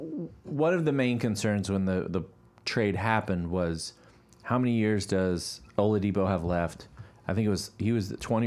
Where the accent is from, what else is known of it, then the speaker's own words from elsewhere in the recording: Indianapolis, Indiana, United States; My hometown team